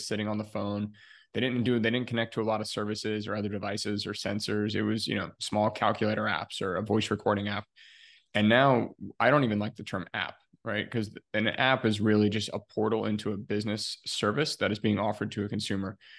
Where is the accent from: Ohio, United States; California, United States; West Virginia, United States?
Ohio, United States; moved away as an adult; also born or lived in Chicago, Illinois; I'm originally from Ohio here in the US